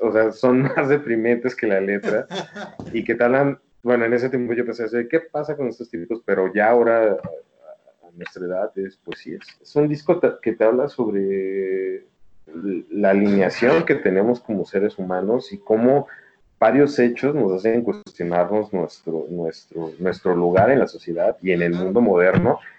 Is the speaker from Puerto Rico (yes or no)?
no; Mexico City, Mexico; soy chilango